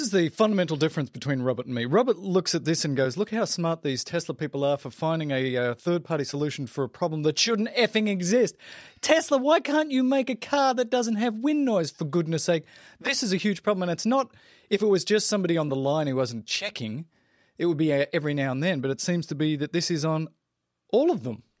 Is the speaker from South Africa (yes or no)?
yes; South Africa; accent: South African; my South African accent